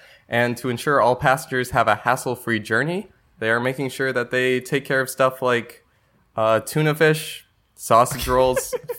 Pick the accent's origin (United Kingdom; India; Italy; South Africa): United Kingdom; Oh, we're still British.